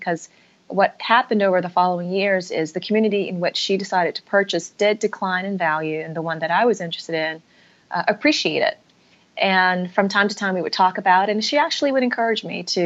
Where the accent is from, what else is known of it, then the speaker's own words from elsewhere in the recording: Atlanta, Georgia, United States; moved away as an adult; also born or lived in Massachusetts; I was raised in Atlanta, Georgia.